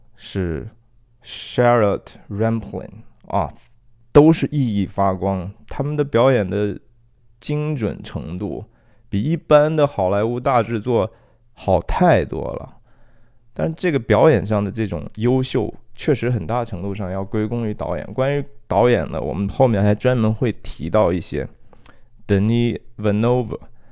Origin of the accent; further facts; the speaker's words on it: China; now in San Francisco Bay Area, United States; 我们中国人